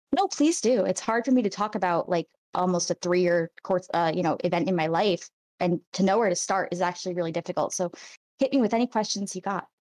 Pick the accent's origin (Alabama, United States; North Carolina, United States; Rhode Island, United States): Rhode Island, United States; I'm from Rhode Island, which people don't think of being a conservative place, but it's very Catholic